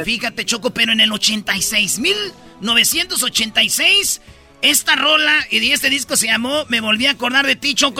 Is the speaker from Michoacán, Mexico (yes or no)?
yes; Michoacán, Mexico; Soy de Michoacán, aquí somos bien rápidos.